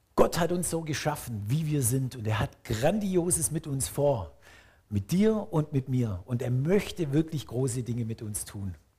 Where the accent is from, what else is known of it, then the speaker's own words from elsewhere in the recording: Swabia, Germany; als Schwabe